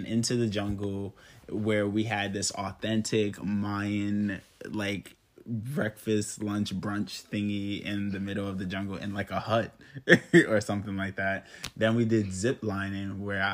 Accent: New York City, New York, United States; I grew up in New York, Brooklyn, New York.

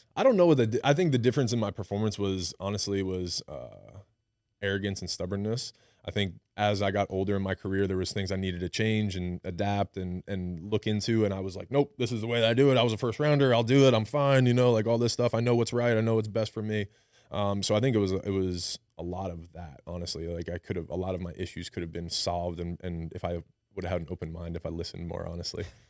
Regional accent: New Jersey, United States; moved away as an adult; now in Baton Rouge, United States; I grew up in New Jersey.

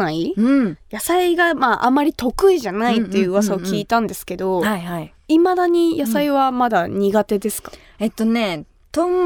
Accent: Kumamoto, Japan; 私が熊本出身で

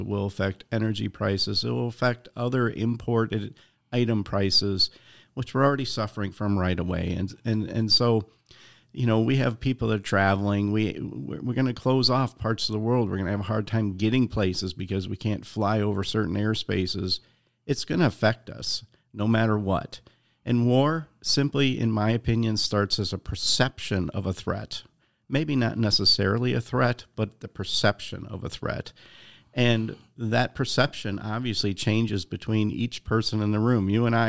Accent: Chicago, Illinois, United States; You know, I'm from the South Side of Chicago, so I like Chicago style pizza

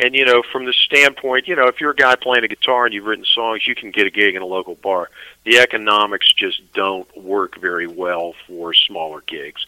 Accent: Annapolis, Maryland, United States; also born or lived in Severna Park, Maryland; I'm actually from Annapolis

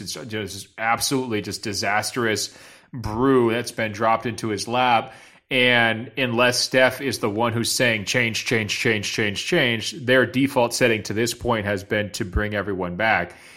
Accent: Los Angeles, California, United States; the two teams in my hometown

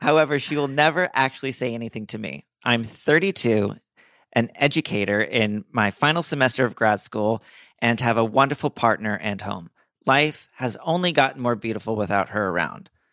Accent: Princeton, New Jersey, United States; also born or lived in New Orleans; I was born in New Orleans, moved to North Jersey, and then I, through middle school and high school and through college, I was in the Central Jersey, Princeton area

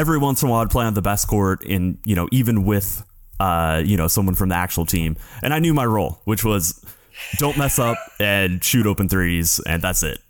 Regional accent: United States; as an American journalist

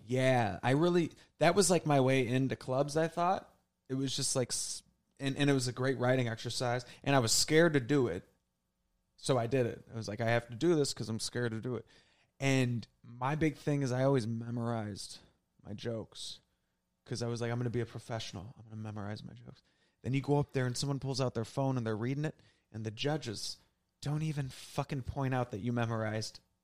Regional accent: St. Louis, Missouri, United States; moved away as an adult; also born or lived in Southern Illinois; now in New York City, United States; I basically was in Saint Louis for those three decades.

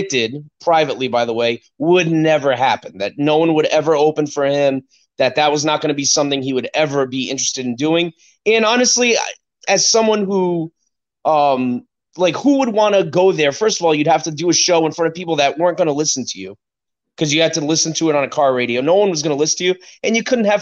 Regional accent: United States

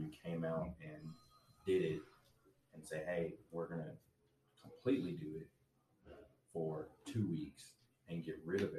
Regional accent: Conway, United States; I'm from Conway, born and raised. Went to school here.

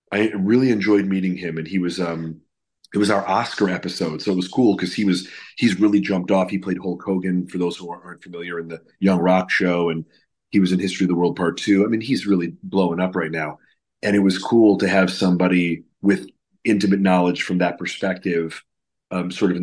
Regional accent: Chicago, Illinois, United States; now in Los Angeles, United States; growing up in Chicago and then living out

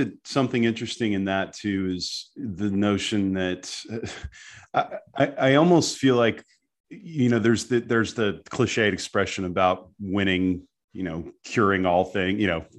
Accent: United States; I'm American

